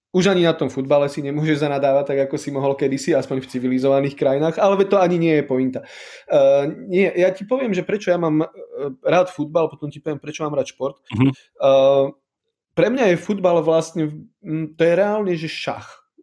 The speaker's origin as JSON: {"language": "Slovak", "area": "High Tatras", "region": "Prešov Region", "country": "Slovakia", "also_born_or_lived": "Poland", "said": "ja som z Vysokých Tatier"}